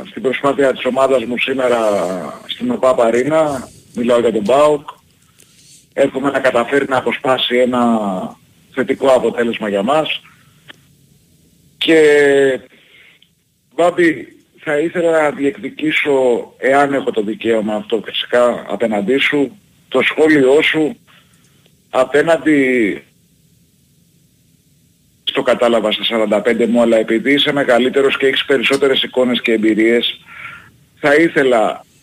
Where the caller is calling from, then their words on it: Heraklion, Crete, Greece; Τηλεφωνώ από την πιο όμορφη από τις άσχημες πόλεις του κόσμου. … από το Ηράκλειο.